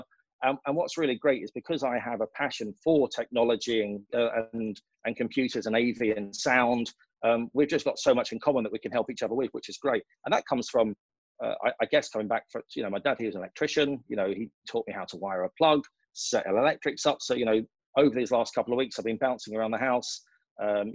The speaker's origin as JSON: {"language": "English", "area": "Essex", "region": "East of England", "country": "United Kingdom", "tie": "born or raised there", "also_born_or_lived": "London", "moved": "as an adult", "lives_now": "United Arab Emirates", "said": "I grew up in a council house in Essex."}